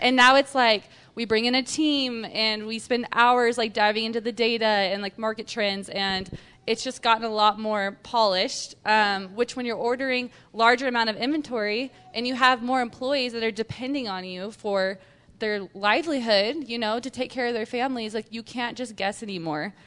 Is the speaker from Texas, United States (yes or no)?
yes; Texas, United States; also born or lived in Utah; now in Salt Lake City, United States; I'm a Texan, and that speaks for itself.